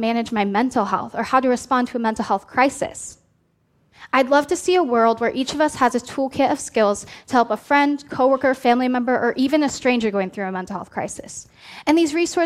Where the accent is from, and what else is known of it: Oregon, United States; born or raised there